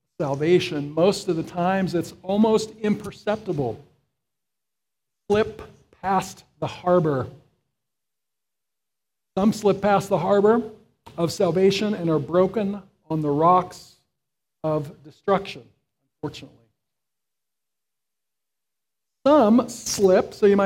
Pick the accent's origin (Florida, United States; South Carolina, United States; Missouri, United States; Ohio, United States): Florida, United States; I grew up in Florida, and I was on the Gulf side.